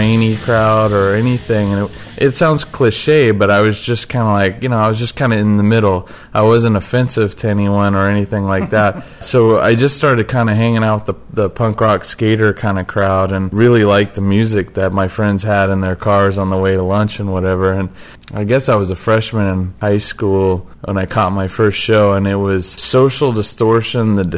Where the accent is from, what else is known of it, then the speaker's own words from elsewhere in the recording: Mesa, Arizona, United States; moved away; I grew up in Mesa, Arizona